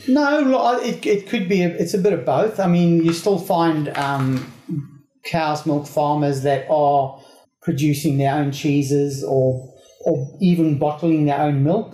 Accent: South Africa; I grew up in South Africa

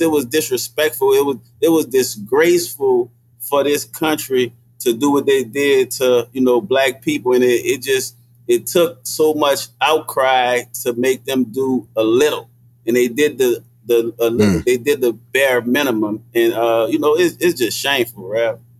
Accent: New Orleans, Louisiana, United States; when I grew up in the Desire Project

